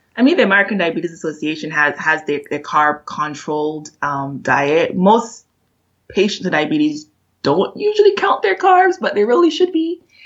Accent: Barbados; moved away as an adult; now in United States

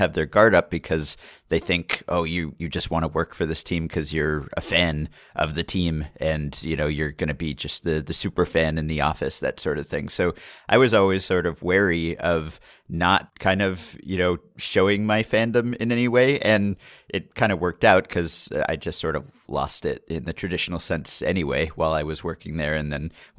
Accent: New York, United States; I grew up in New York. I was a Yankees fan.

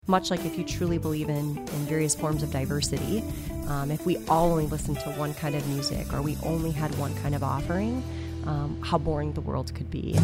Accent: outside of Madison, Wisconsin, United States; moved away as an adult; now in Appleton, United States; I grew up actually outside of Madison.

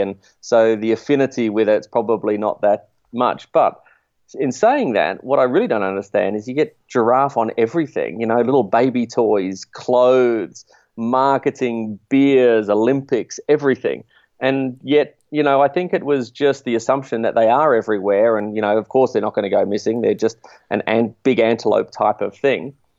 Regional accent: Australia; as an Australian

